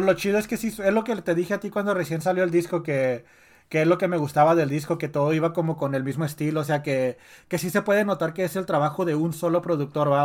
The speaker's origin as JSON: {"language": "Spanish", "town": "Ciudad Juárez", "region": "Chihuahua", "country": "Mexico", "said": "soy de Juárez"}